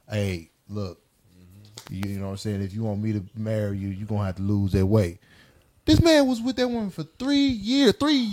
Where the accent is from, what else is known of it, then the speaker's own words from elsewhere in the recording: Detroit, Michigan, United States; I'm from Detroit, man.